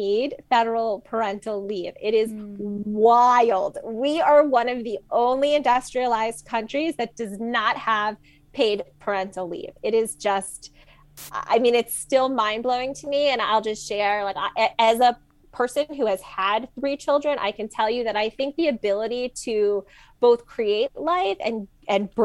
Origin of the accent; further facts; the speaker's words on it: New York, United States; I'm a New Yorker